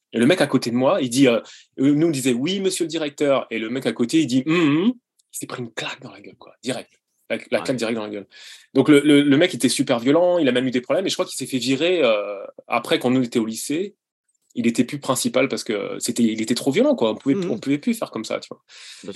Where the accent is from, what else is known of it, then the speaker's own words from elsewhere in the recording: Brette-les-Pins, Pays de la Loire, France; moved away as an adult; also born or lived in Montpellier / Paris; on a déménagé à Brette du coup parce que mes parents voulaient plus d'espace, voulaient pas de voisins, etc. Et donc euh, j'étais à l'école à Brett.